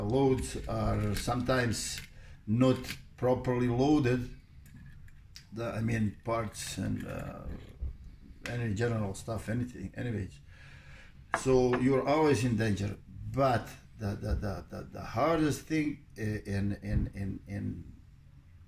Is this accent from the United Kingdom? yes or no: no; Bosnia & Herzegovina; moved away; Originally, I'm from Bosnia and Herzegovina. And Korana River, it runs next to, right behind my house where I grew up